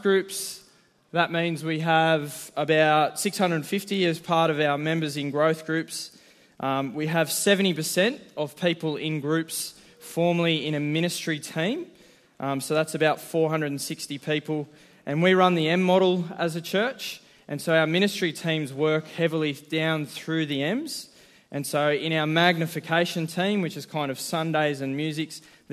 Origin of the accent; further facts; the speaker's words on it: Central Coast, Wattanobbi, New South Wales, Australia; now in Newcastle, Australia; I grew up on the Central Coast in a little town called Watanobi